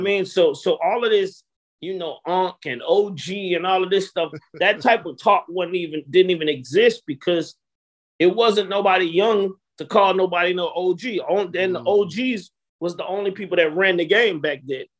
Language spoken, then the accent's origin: English; Atlanta, Georgia, United States; growing up in Atlanta was interesting